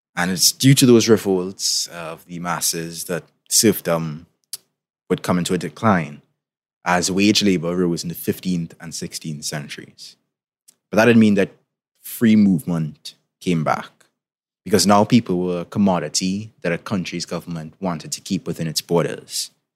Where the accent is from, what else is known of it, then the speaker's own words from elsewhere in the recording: Trinidad & Tobago; in case you couldn't tell by my accent, I'm from the Caribbean, particularly from Trinidad and Tobago